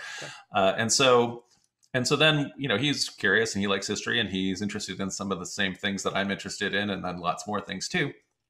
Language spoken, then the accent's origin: English; United States; people thought I was from Germany, you know, but anyway, which was just fun because they didn't believe I was American anyway